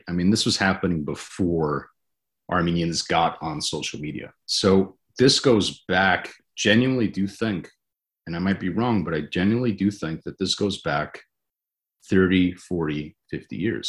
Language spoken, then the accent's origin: English; United States; I'm an American